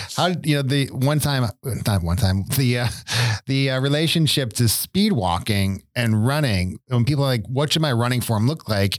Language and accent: English; Buffalo, New York, United States; moved away; I grew up in Buffalo